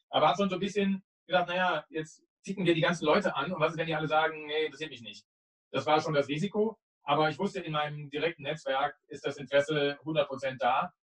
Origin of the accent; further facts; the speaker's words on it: Cologne, North Rhine-Westphalia, Germany; Ich bin damals, glaube ich, in meinem Skateboard, BMX-Rad oder sonst irgendwas, nicht in Köln, wo ich herkomme, am Ring an einem, diesem Zeitungs, äh, diese Aufsteller, wo man die umsonst rausnehmen kann, bin ich vorbeigefahren.